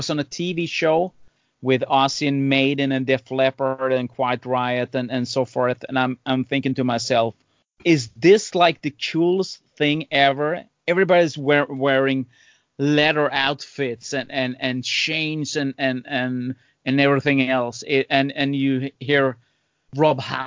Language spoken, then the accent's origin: English; Sweden; I grew up in Sweden